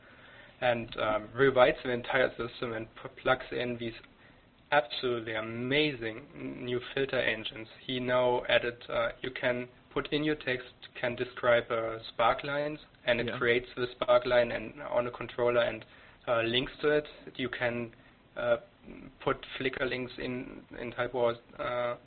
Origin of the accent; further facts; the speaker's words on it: Germany; English is a second language; moved away as an adult; now in Canada; I'm German. I came to Canada 2-3 years ago. I grew up in Germany